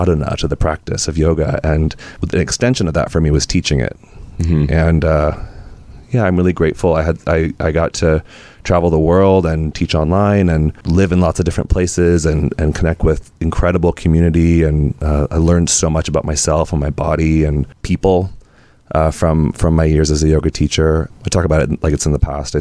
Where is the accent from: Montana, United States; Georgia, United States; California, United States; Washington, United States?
California, United States; Sonora; also born or lived in Alameda, California / Oakland, California; when I was 9, I moved with my mom. I'm an only child, and I was raised by a single mom. We moved to the foothills of the Sierra Nevadas, a small town